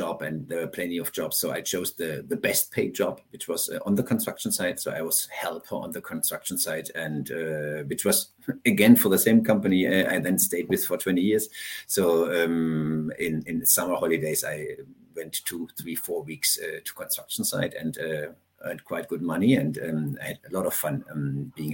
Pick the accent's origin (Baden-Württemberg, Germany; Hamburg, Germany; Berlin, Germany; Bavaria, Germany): Baden-Württemberg, Germany; Hohenlohe; I'm from southern Germany. I grew up in the countryside, 1 hour north of Stuttgart, which is called Hohenlohe.